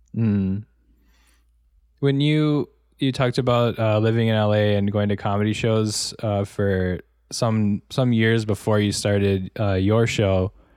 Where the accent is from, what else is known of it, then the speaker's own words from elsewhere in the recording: Wisconsin, United States; now in Los Angeles, United States; I grew up in Wisconsin, um, but I saw so much more of it, obviously, when I moved to Los Angeles.